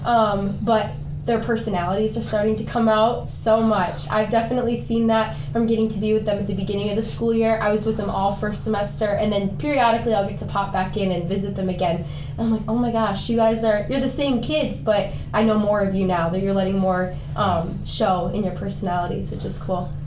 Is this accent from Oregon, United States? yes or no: no; Decorah, Iowa, United States; we're all from Decorah, Iowa